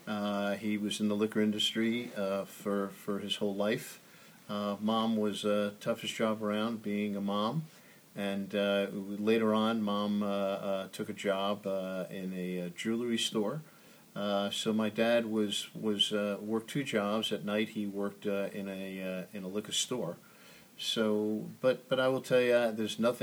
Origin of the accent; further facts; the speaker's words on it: Oceanside, New York, United States; moved away as an adult; also born or lived in Washington; Grew up on Long Island, Oceanside, known for Nathan's Hot Dogs.